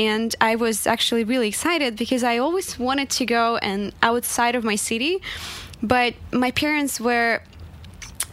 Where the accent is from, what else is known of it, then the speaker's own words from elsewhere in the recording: Magnitogorsk, Chelyabinsk Oblast, Russia; English is a second language; moved away as an adult; now in United States; So I was born and raised in Russia till I was 19. Where I'm from is the very small city right in the center of Russia, close to Kazakhstan. It's called Magnitogorsk.